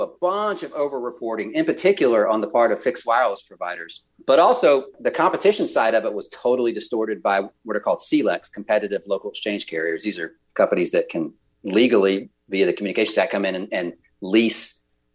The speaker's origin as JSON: {"language": "English", "region": "Georgia", "country": "United States", "said": "I'm from Georgia"}